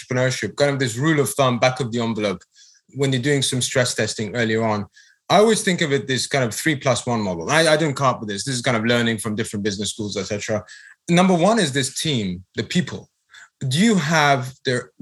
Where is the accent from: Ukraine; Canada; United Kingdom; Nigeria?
United Kingdom; moved away as an adult; now in United States; Brexit happened in my home country